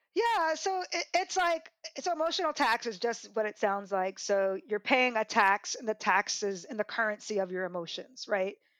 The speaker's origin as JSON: {"language": "English", "town": "Des Moines", "region": "Iowa", "country": "United States", "said": "I'm from Des Moines, Iowa"}